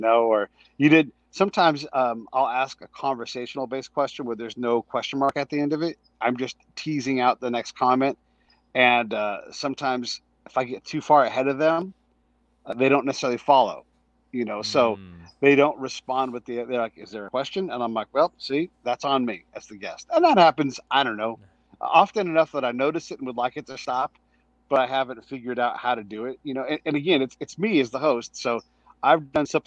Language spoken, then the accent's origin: English; a small town in California, United States; I grew up in a small town in California. It's right on the bay